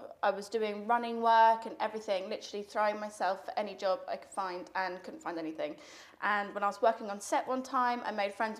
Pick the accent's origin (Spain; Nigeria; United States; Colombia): Spain; now in United Kingdom; I grew up in Spain. And we lost touch, as you do. I moved back to the UK.